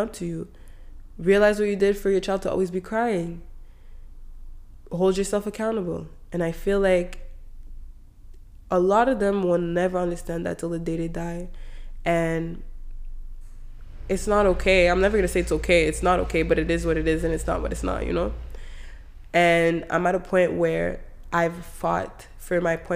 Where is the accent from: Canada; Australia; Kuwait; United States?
Canada; I grew up in Canada